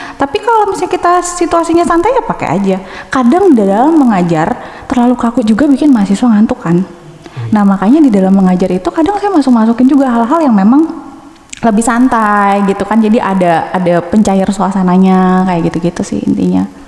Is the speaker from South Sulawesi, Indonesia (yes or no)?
no; Bandung, West Java, Indonesia; moved away as an adult; now in Bekasi, Indonesia; saya lahir dan besar tuh di Bandung sampai kuliah itu di Bandung